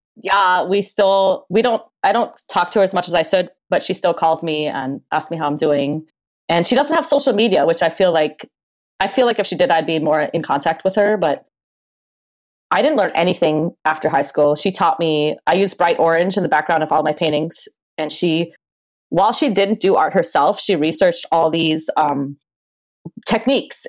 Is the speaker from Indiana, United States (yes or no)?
no; Maui, Hawaii, United States; also born or lived in Berlin, Germany / Michigan / Oregon; now in Portland, United States; I was born in Berlin, Germany in 1982. And um, my mother married an American. We moved to Michigan. And then I ended up growing up in Hawaii, in Maui, Hawaii.